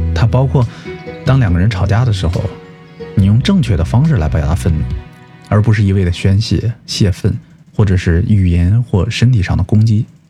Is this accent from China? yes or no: yes; China; 这就是我们中国人说的“相敬如宾”吧